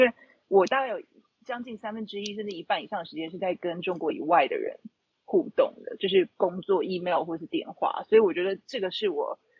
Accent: Taipei, Taiwan; moved away as an adult; also born or lived in Beijing, China / Shanghai, China; 我此刻是在台北，就是我的，我的故乡 台北

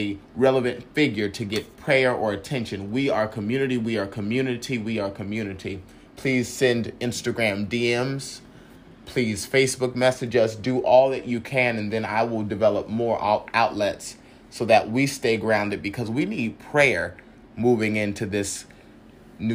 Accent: San Francisco, California, United States; I came from San Francisco, and San Francisco, California

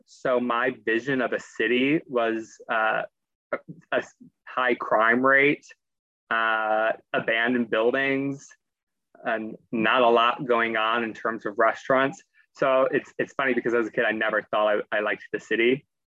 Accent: Dearborn, Michigan, United States; moved away as an adult; I'm from Dearborn, which borders Detroit, and it's the headquarters of Ford Motor Company, which is really its claim to fame. So I grew up right next to the city.

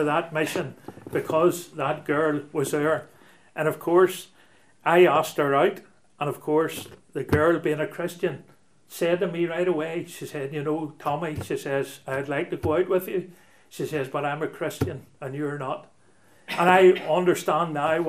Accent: Belfast, Northern Ireland, United Kingdom; I'm a townie. I was brought up in Belfast and Donegal Pass, which runs between Shaftesbury Square and the Lower Armour Road

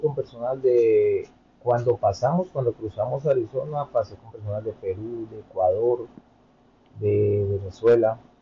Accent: Bogotá, Colombia; moved away as an adult; also born or lived in Santa Marta / Miami; now in United States; yo soy colombiano, soy de Santa Marta, eh, la mayoría de mi vida me crié en Bogotá

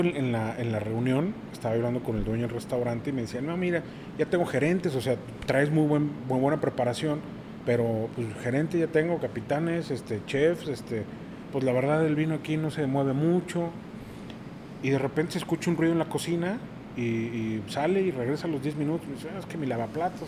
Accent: Mexico City, Mexico; moved away as an adult; now in Monterrey, Mexico; Yo llegué a Monterrey, yo soy de la Ciudad de México. Llego a Monterrey hace 18 años

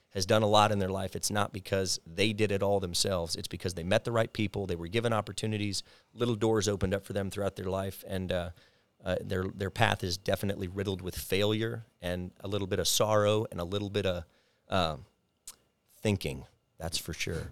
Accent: College Station, Texas, United States; I come from a small town with a big university called College Station, Texas

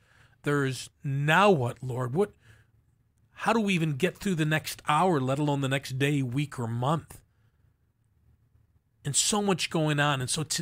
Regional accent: Buffalo, New York, United States; also born or lived in Kansas; I grew up on Crescent Avenue, right near the zoo, went to Bennett High School, right?

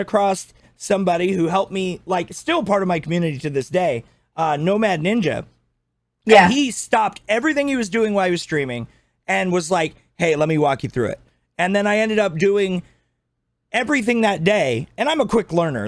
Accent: Scotland, United Kingdom; I'm Scottish

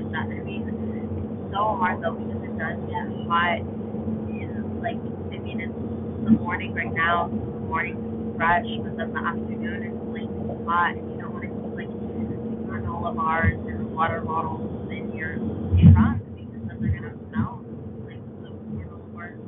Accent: California, United States; growing up in the California, I've experienced like baby earthquakes

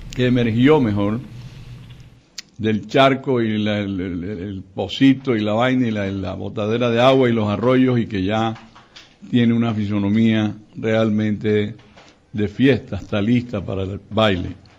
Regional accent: Barranquilla, Atlántico, Colombia; los 206 años de mi tierra querida

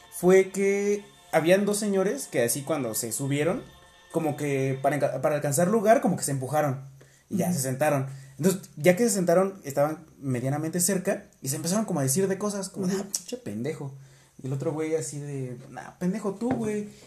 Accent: Mexico City, Mexico; yo soy de la ciudad, yo soy capitalino.

